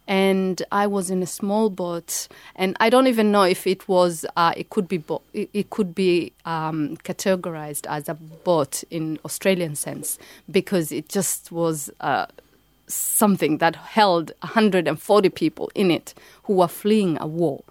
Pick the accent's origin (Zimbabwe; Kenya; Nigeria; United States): Kenya; moved away; also born or lived in Somalia; I live, I grew up in Kenya